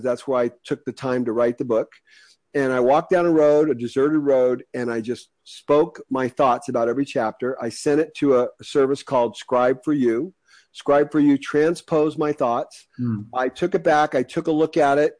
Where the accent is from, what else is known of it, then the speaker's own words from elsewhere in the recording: United States; I'm an American. I'm very lucky to be an American.